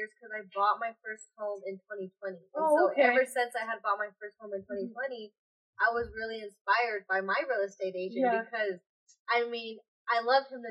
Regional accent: Greeley, Colorado, United States; I'm from Greeley, Colorado. Basically, grew up in Greeley, Colorado

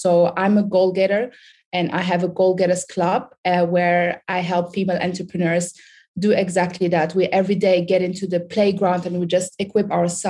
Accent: Sudan; English is a second language; moved away; also born or lived in Germany / United Kingdom; I'm originally from Sudan. I don't know if you guys know anything about Sudan. If you, Michael, know, Sudan is in Africa. It's close to Egypt. I was born in Sudan, and then from Sudan, I moved to Germany. From Germany, I lived in Germany 17 years.

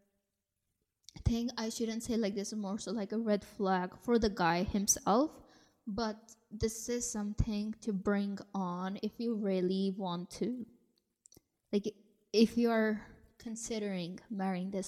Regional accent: India; me being born and raised in India

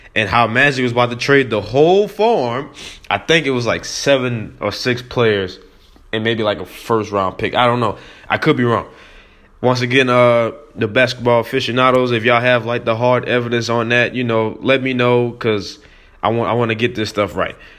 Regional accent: New Orleans, Louisiana, United States; I am from New Orleans

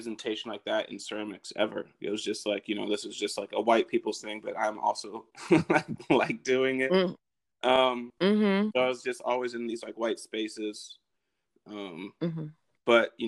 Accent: Madison, Wisconsin, United States; moved away; I'm originally from Madison, Wisconsin

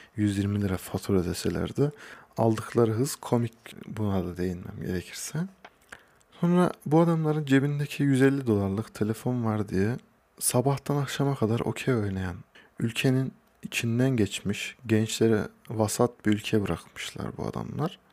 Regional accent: Hacılar, Kayseri Province, Turkey; also born or lived in Ankara; Kayseri Hacılarlıyım. Doğma büyüme de buradayım

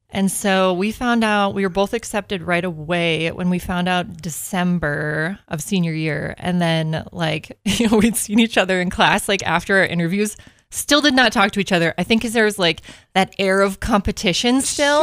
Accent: Minnesota, United States; moved away; I am from Minnesota.

